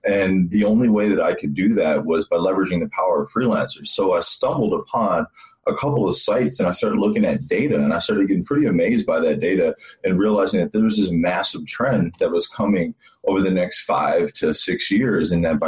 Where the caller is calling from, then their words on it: Scottsdale, Arizona, United States; So I'm calling from Scottsdale, Arizona.